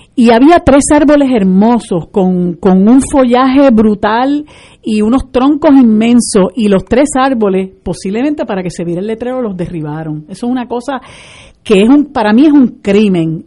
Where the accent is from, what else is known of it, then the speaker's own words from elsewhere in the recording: Puerto Rico; nosotros como puertorriqueñas y puertorriqueñas y puertorriqueños